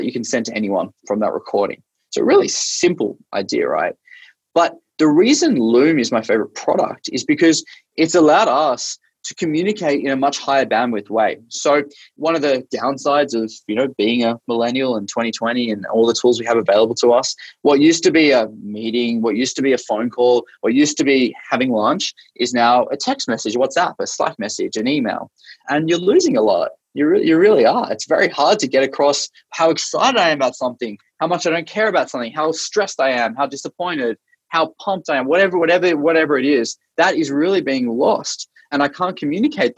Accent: Australia; moved away as an adult; now in Bay Area, United States; I'm Australian originally. I grew up in Australia

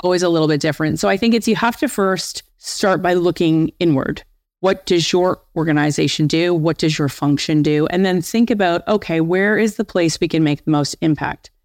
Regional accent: Windsor, Ontario, Canada; I'm from Windsor, Ontario. And I was actually being promoted back to my hometown of Windsor.

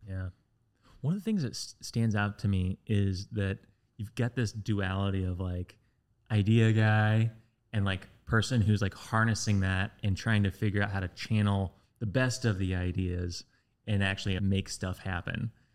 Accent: West Lafayette, Indiana, United States; when I was growing up in West Lafayette

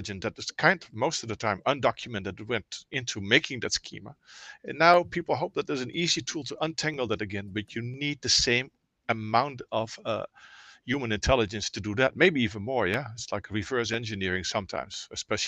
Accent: Netherlands; moved away as an adult; also born or lived in Oakland, California; now in Lafayette, United States; I'm Dutch

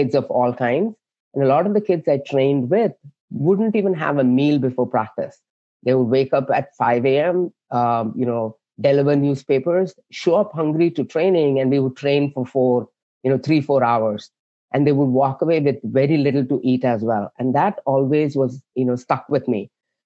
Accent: South India, India; now in San Jose, United States; I was born and raised in India, like southern part of India.

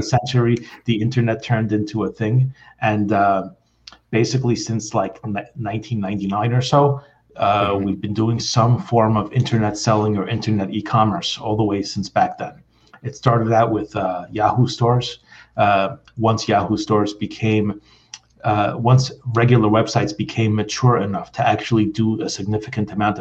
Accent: New York City, New York, United States; now in New Jersey, United States; I was born and raised in Brooklyn, so I still consider myself a New Yorker. I'm just like here in New Jersey at the moment

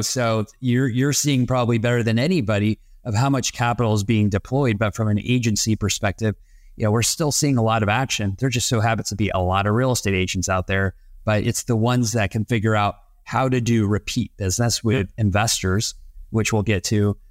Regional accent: Texas, United States; moved away; also born or lived in East Coast; having been born and raised in Texas and school and on the East Coast

